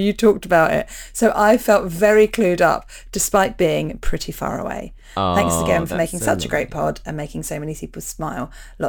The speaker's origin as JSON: {"language": "English", "region": "London", "country": "United Kingdom", "lives_now": "New Zealand", "said": "and so I'm from London, but I've lived in New Zealand for the last few years."}